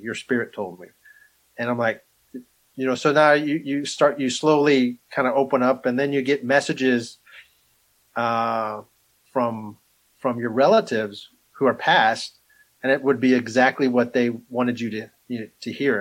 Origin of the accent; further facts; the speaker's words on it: Amarillo, Texas, United States; also born or lived in Alabama; now in Kansas, United States; I grew up in a little town called Amarillo.